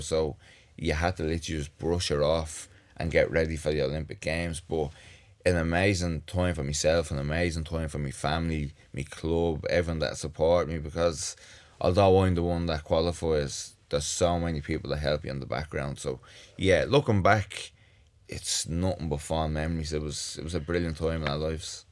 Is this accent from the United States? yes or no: no; Dublin, Leinster, Ireland; I grew up in the North Strand, had a great childhood.